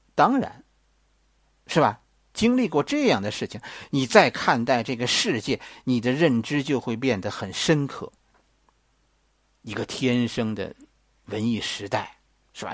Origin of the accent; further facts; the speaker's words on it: China; 作为一个中国人，情商永远比智商重要